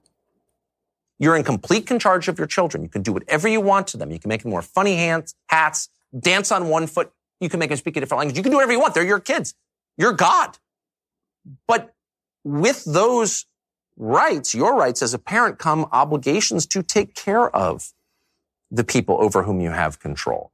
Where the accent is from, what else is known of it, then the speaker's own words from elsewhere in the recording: San Diego, California, United States; moved away; also born or lived in Georgetown, Washington, D.C.; I grew up in La Jolla and Georgetown